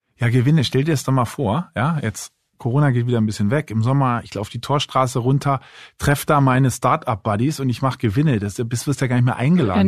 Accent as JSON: {"language": "German", "region": "Berlin", "country": "Germany", "also_born_or_lived": "Munich", "said": "Ich wohne zwar selber jetzt in Berlin, bin auch Berliner"}